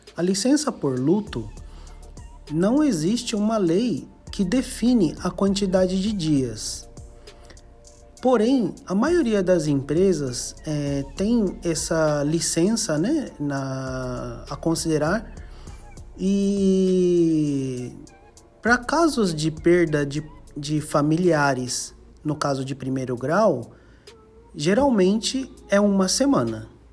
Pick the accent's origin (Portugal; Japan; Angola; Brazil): Japan; tenho 30 anos de Japão, Fui criado é, no Japão, estudei na, em escola japonesa.